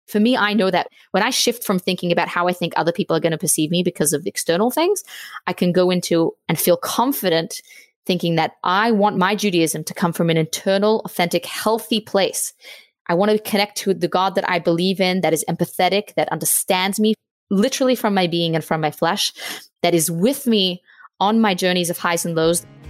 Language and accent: English; Australia; now in Virginia, United States; I'm from Australia. I'm twenty-eight. I'm now living in Virginia.